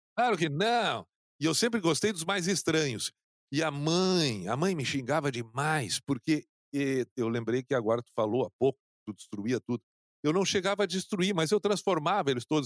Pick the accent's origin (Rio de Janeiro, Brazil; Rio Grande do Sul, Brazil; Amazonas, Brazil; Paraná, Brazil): Rio Grande do Sul, Brazil; Canoas; no bairro onde eu, onde eu cresci, em Canoas